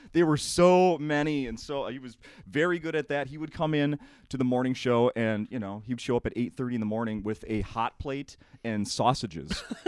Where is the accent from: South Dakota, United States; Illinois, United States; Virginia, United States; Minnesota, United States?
Minnesota, United States; St. Paul; I grew up in St. Paul